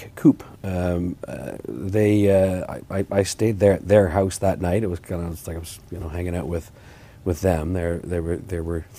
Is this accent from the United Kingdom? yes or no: no; Huntsville, Ontario, Canada; So I'm from Huntsville.